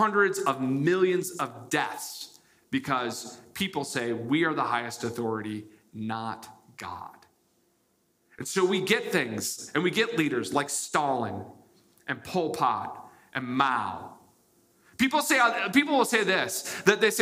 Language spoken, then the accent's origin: English; United States; I was born in the United States.